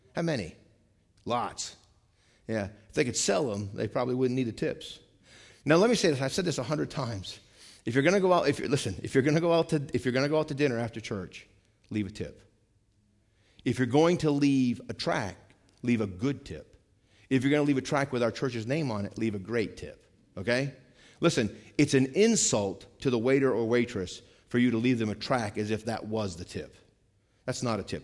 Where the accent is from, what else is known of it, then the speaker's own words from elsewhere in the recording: Vermont, United States; moved away; I'm from Vermont, okay? I grew up in the mountains